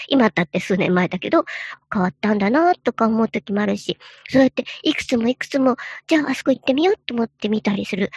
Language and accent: Japanese; Joetsu, Niigata, Japan; now in Nagoya, Japan; 僕のふるさとだった、その長年、え何代も前から住んでいる、え新潟のね、上越というとこが